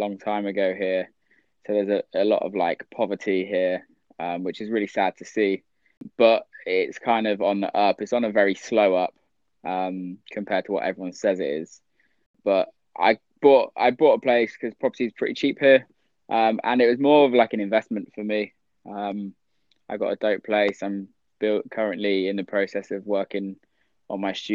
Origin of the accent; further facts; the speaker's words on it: near Bristol, near Cheddar, South West England, United Kingdom; moved away as an adult; also born or lived in Detroit, United States; I was brought up back in the UK, in England, It's easy for me to say that I'm from Bristol because that's the closest